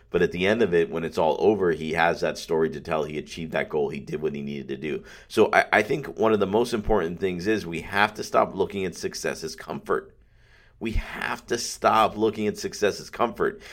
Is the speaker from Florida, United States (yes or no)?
yes; Pembroke Pines, Florida, United States; I love Pembroke Pines. I love my hometown.